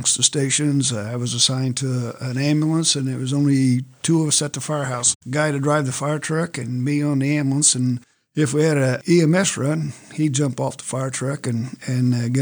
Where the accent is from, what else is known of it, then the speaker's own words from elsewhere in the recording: United States; also born or lived in Arizona; I'm from Wayne Township here